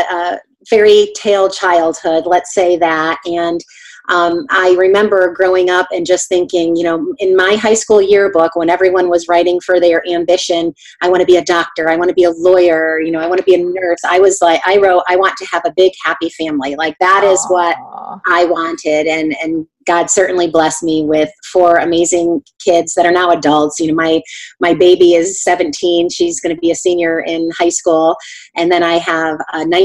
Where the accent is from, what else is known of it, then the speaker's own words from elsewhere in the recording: Connecticut, United States; moved away as an adult; also born or lived in New Hampshire; now in Ohio, United States; I'm from the East Coast, from Connecticut, but I've lived in Ohio for almost 25 years now